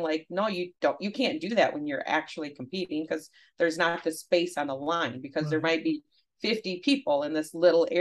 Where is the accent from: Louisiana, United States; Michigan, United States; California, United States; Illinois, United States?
Michigan, United States; Grayling; also born or lived in Midland, Michigan; I grew up in Grayling, Michigan